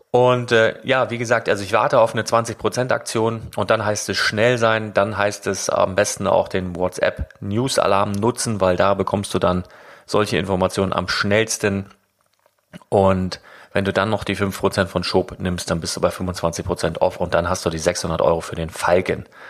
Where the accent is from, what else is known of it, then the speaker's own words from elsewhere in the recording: Northern Germany, Germany; als Norddeutscher